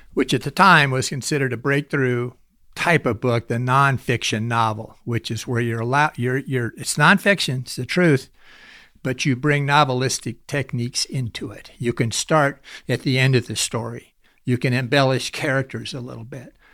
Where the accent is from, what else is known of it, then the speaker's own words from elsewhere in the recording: Sandhills, Nebraska, United States; also born or lived in Lincoln, Nebraska; I grew up in the Sandhills, which is north central Nebraska